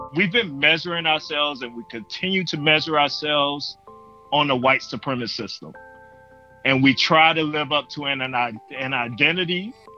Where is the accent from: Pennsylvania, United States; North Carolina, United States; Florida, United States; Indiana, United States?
North Carolina, United States; moved away as an adult; also born or lived in Connecticut; i had moved back to north carolina in my hometown